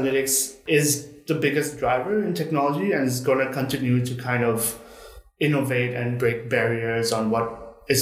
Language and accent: English; Bangkok, Thailand; I was born and raised in Bangkok itself